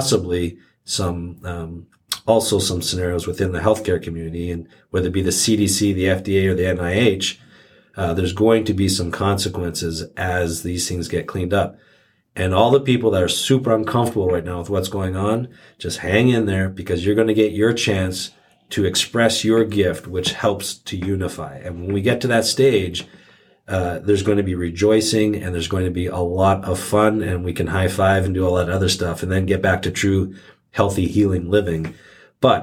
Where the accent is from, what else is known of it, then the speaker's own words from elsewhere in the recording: Canada; moved away; My home country of Canada, where I'm originally from